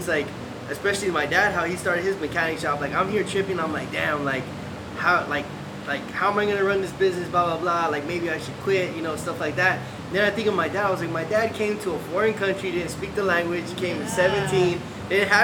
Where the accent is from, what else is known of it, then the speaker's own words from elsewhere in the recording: Los Angeles, California, United States; also born or lived in Hollywood; I was born in Hollywood, raised in Echo Park